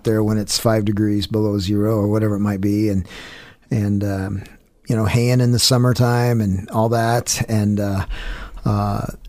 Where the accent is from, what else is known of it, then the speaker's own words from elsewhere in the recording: Star, Idaho, United States; also born or lived in California / Boise; I grew up on a farm there in Star, Idaho, and went to Lowell Scott Junior High there on off of Eagle Road and McMillan, and then I went to Meridian High